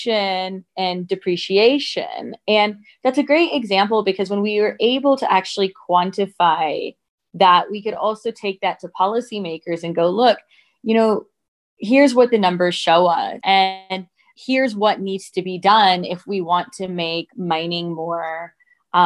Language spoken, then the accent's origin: English; Michigan, United States; moved away as an adult; also born or lived in South Africa; I grew up in the US and I grew up in Michigan, which is kind of the automotive hub of the US.